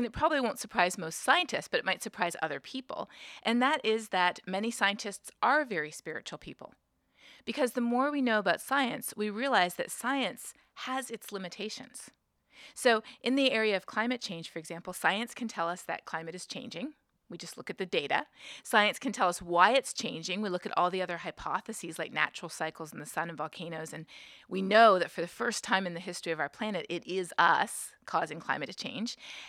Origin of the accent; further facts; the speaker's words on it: Canada; moved away as an adult; now in United States; when I moved to the United States, I'm originally from Canada, when I moved to the United States, I realized that there are many people here in the United States who don't think climate change is real.